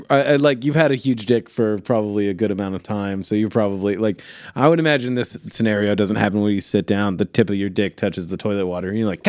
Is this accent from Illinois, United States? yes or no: no; Michigan, United States; I'm from Michigan.